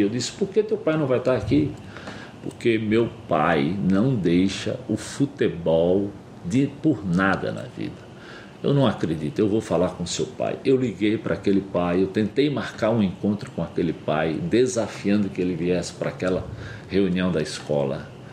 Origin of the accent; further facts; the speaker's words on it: Pernambuco, Brazil; moved away as an adult; also born or lived in São Paulo; eu sou nordestino, como eles disseram, lá de Pernambuco. E criado bem no sertão